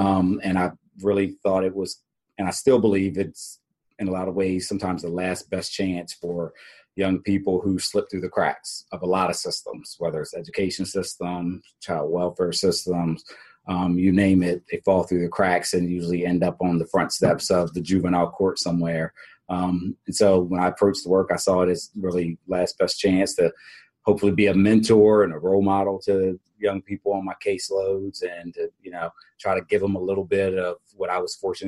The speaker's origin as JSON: {"language": "English", "town": "Harrisburg", "region": "Pennsylvania", "country": "United States", "tie": "born or raised there", "said": "In Harrisburg, Pennsylvania."}